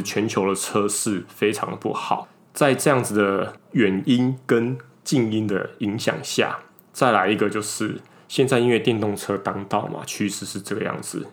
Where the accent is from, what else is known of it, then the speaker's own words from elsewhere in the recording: southern Taiwan, Taiwan; now in northern Taiwan; 我们两个其实是北漂上来的